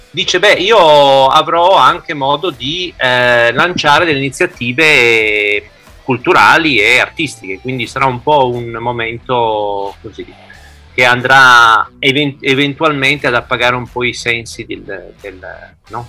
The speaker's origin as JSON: {"language": "Italian", "region": "Piedmont", "country": "Italy", "said": "siamo dalle mie parti, siamo in Piemonte"}